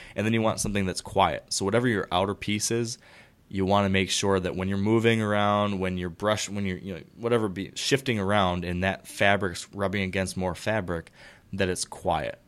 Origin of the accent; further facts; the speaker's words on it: Michigan, United States; Fellow Michigander, I always like questions from my, from my home state fellows